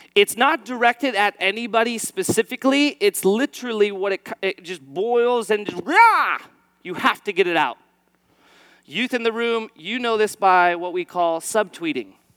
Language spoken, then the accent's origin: English; East Valley, Arizona, United States; I'm an Arizona native, uh, born and raised in the East Valley